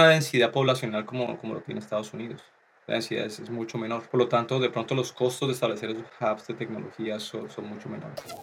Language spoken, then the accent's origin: Spanish; Colombia; moved away as an adult; now in Canada; nosotros los, los colombianos